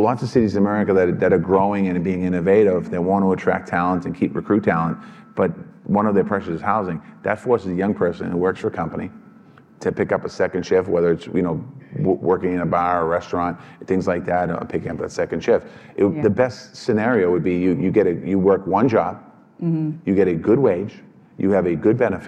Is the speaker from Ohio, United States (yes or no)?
no; Boston, Massachusetts, United States; I come from Boston, so the teachers get paid well